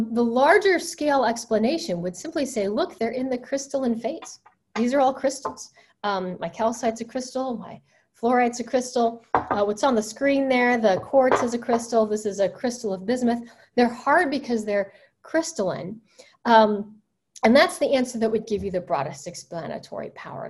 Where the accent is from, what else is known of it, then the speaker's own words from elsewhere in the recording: Alabama, United States; I used to find hunks of quartz in my backyard growing up in Alabama